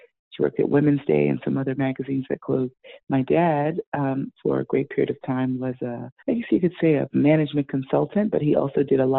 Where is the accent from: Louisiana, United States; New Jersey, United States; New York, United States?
New York, United States; New York City; moved away as an adult; now in Prince George's County, United States; I was born and raised in the great nation state of Brooklyn, New York.